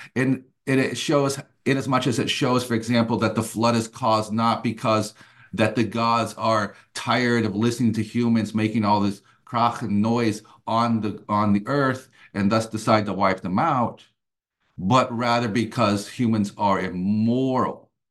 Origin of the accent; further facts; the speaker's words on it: United States; moved away as an adult; also born or lived in Germany; now in Atlanta, United States; I, uh, am an American, but headed off to Germany, um, right after college